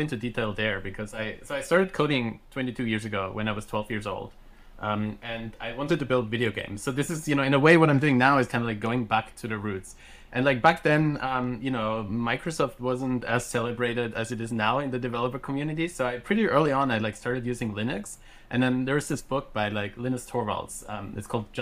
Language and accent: English; Austria; first language German; English is a second language; I grew up in Austria, so my native language is German.